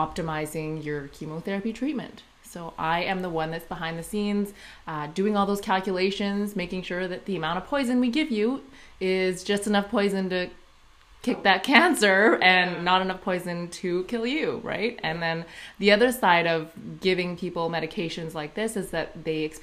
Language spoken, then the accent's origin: English; Saskatchewan, Canada; now in Saskatoon, Canada; I grew up in a small town called Kalonzay. It's about 45 minutes from Saskatoon